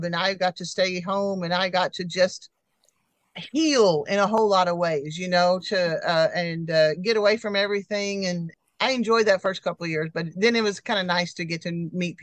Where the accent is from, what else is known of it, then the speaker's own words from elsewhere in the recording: Tulsa, Oklahoma, United States; moved away as an adult; also born or lived in Fairbanks, Alaska / Texas / California; I was born in Tulsa